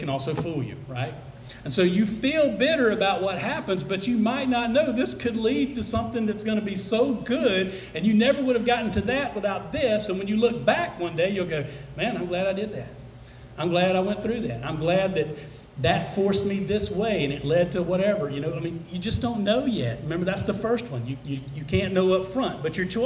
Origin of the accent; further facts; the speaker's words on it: United States; We're Americans. We were raised in Western culture.